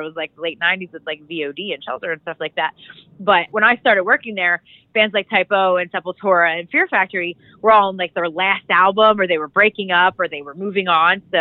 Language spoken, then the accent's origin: English; outside Philadelphia, Pennsylvania, United States; I grew up right outside of Philly